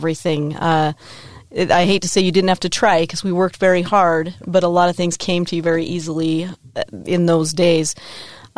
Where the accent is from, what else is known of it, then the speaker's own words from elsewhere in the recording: Layton, Utah, United States; I grew up in Layton, Utah. I've lived in Utah my entire life.